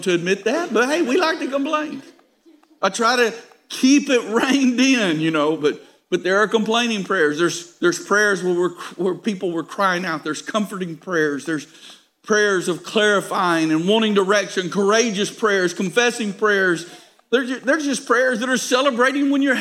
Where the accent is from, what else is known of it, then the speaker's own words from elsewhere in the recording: United States; Now we are American